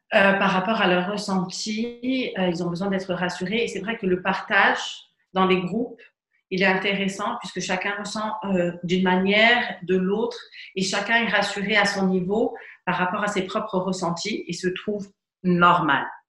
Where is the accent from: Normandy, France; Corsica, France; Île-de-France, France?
Corsica, France; Ajaccio; also born or lived in Paris; Je suis d'Ajaccio